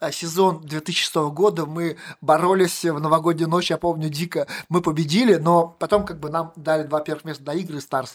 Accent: Tirlyansky, Bashkortostan, Russia; now in Ufa, Russia; Я же сам, как сказать, из Белорусского района детство провел в Терляне

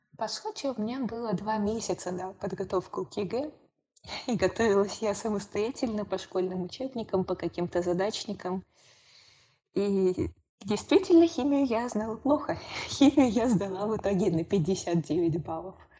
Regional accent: Moscow Oblast, Russia; я сама из Московской области

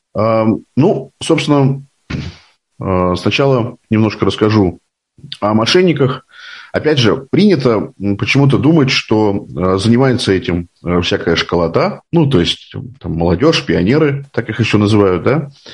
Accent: Moscow, Russia; Мне 41 год, я из Москвы

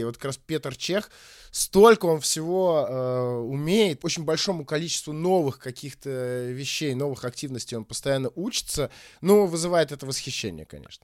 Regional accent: Saint Petersburg, Russia; now in Moscow, Russia; я, кстати, тоже э, сам из Питера, и буквально вот сегодня, вообще живу в Москве

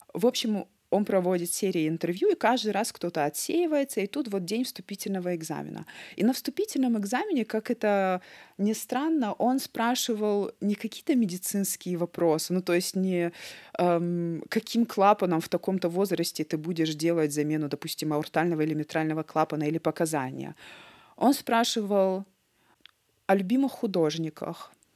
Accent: Vladikavkaz, North Ossetia–Alania, Russia; first language Russian and Ossetian; moved away as an adult; also born or lived in Astrakhan; now in Düsseldorf, Germany; Я родом из Северной Осетии, мне сейчас 33 года.

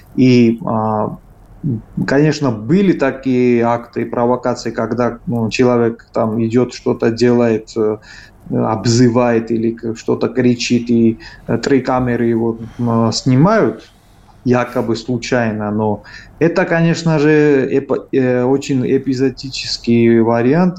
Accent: Georgia; Мы, грузины

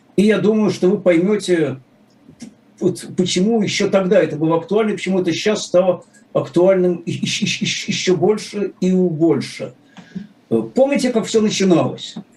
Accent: Saint Petersburg, Russia

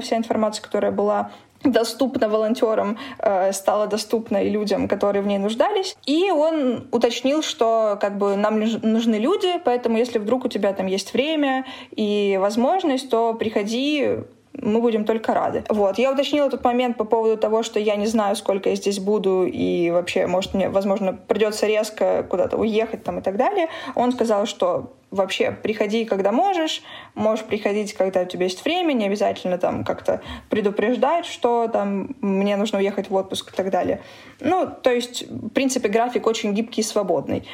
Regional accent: Donetsk, Donetsk Oblast, Ukraine; moved away as an adult; also born or lived in Moscow; now in Berlin, Germany; Я из Донецка

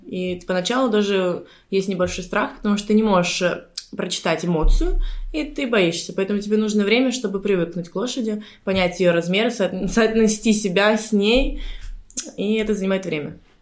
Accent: Surgut, Khanty-Mansi Autonomous Okrug, Russia; also born or lived in India / Sardinia / Dubai / Lebanon; now in Cyprus; я, кстати, из Суркута, из России

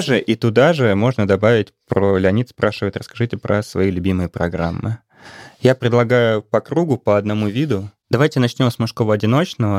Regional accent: Saint Petersburg, Russia; я из Петербурга

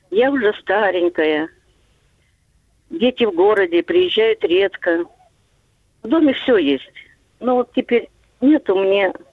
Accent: Moscow, Russia; Я москвичка, пенсионерка. Я никогда не жила в деревне, и у меня нет дачи.

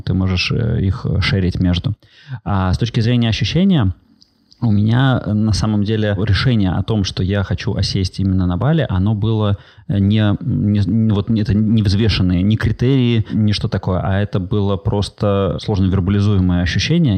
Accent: Saint Petersburg, Russia; moved away as an adult; also born or lived in Bali; я как коренной петербуржец

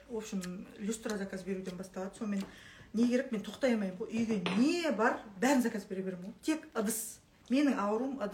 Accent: Akbastau village, Tole Bi District, Shymkent area, Turkistan Region, Kazakhstan; шымкентте ақбастау деген ауыл леңгір төле би ауданы төле би ауданы ақбастау деген ауылданбыз мен де шымкент жақтанмын

